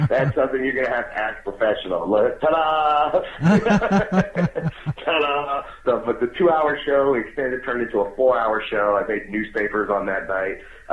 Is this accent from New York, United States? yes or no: yes; Long Island, New York, United States; moved away; also born or lived in Las Vegas; I was born in Long Island too.